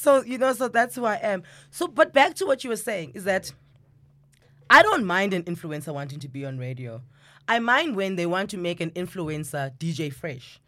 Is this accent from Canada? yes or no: no; South Africa; as South Africans, we like community